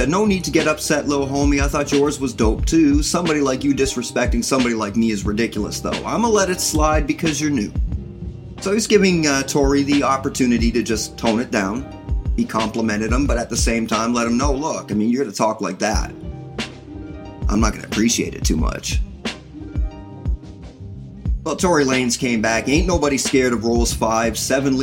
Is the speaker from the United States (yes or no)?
no; Canada; I'm Canadian too